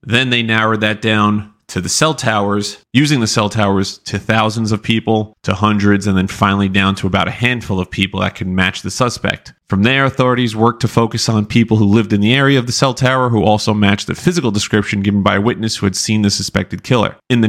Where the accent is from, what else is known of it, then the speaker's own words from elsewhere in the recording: Massapequa, New York, United States; I'm from Massapequa